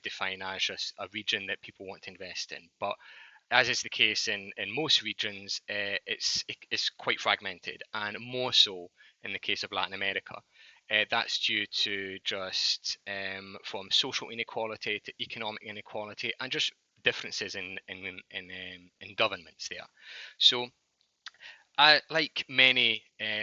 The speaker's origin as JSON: {"language": "English", "region": "Scotland", "country": "United Kingdom", "also_born_or_lived": "London", "accent": "Scottish", "moved": "as an adult", "lives_now": "New York, United States", "said": "I'm actually from Scotland, but don't let the Scottish accent fool you. I've been living in New York for the past 6 years"}